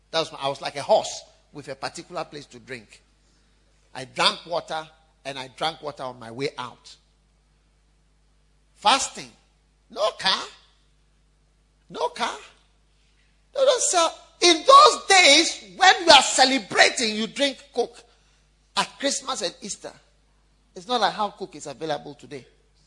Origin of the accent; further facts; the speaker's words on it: Osu, Greater Accra, Ghana; And I come from Osu.